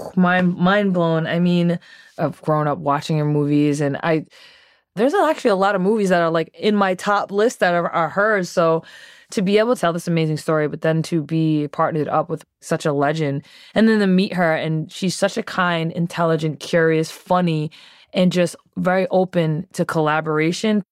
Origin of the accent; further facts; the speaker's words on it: Providence, Rhode Island, United States; now in Philadelphia, United States; I'm originally from Providence, Rhode Island, now residing in Philadelphia.